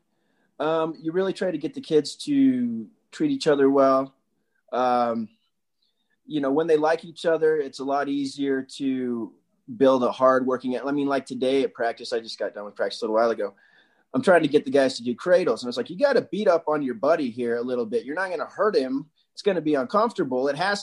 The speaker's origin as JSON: {"language": "English", "area": "Wasatch", "region": "Utah", "country": "United States", "tie": "born or raised there", "said": "we had a community we grew up in Wasatch"}